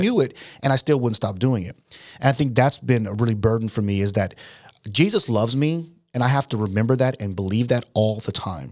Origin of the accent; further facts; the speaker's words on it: United States; I'm an American